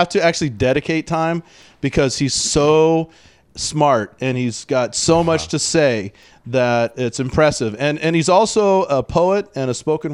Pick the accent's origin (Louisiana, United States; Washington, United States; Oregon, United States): Washington, United States; Tacoma; I say I'm from Tacoma